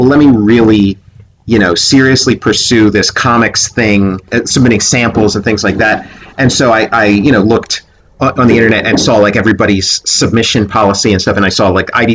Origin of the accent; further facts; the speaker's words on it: Philadelphia, Pennsylvania, United States; moved away; also born or lived in Pittsburgh; I'm from Philadelphia originally, same state as Pittsburgh